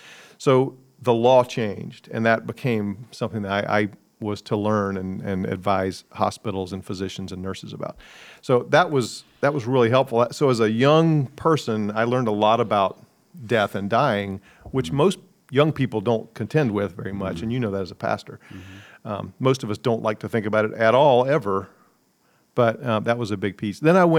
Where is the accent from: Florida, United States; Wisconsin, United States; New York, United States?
New York, United States; New York City; born there; So I was born in New York City, even though both my parents were Southerners. They met in New York.